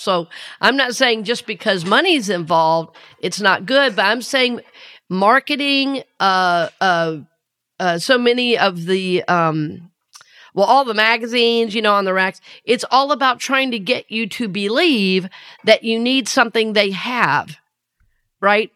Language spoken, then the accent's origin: English; the South, United States; accent: Southern; I grew up in the South